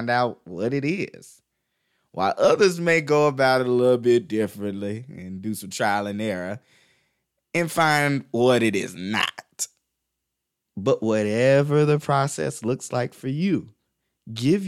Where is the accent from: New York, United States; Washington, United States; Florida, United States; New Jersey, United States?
Florida, United States; Crestview; when I was a kid growing up in Crestview, Florida